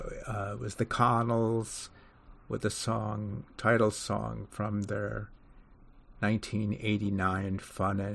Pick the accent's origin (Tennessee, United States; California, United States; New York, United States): New York, United States; New York City; as a New Yorker